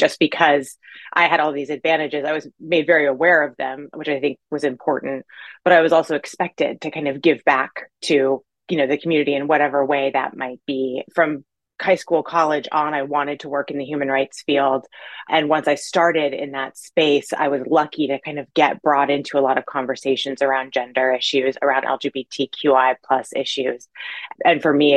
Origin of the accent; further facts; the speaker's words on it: Orange County, Southern California, United States; now in Washington State, United States; I grew up in Southern California in Orange County